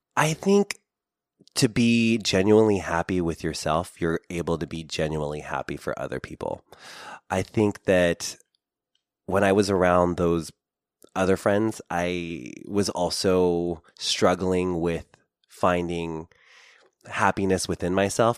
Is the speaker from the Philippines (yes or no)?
yes; Philippines; being Filipino